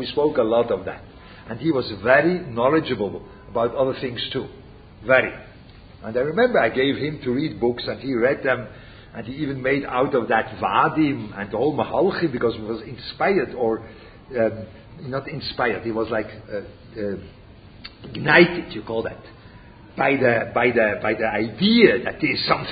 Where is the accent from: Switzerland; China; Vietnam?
Switzerland; moved away; I speak German. Yeah? I come from Switzerland.